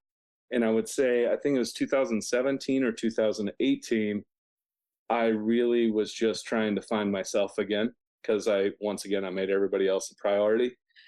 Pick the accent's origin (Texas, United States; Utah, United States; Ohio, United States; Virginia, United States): Utah, United States; Provo; So I'm from Provo. I have 5 kids.